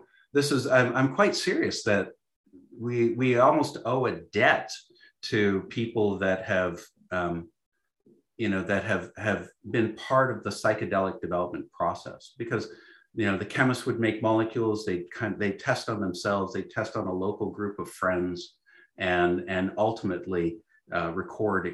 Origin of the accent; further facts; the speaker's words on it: Canada; I'm Canadian